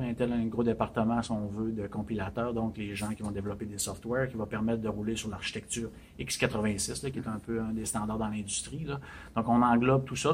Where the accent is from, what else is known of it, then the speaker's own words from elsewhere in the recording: Chicoutimi, Quebec, Canada; now in Montreal, Canada; Je suis originaire du Saguenay, de Chicoutimi